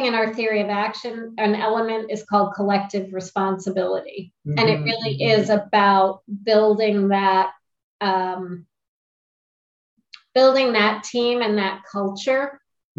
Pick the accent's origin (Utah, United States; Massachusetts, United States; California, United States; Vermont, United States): Vermont, United States; Springfield; moved away; I grew up in Springfield, Vermont.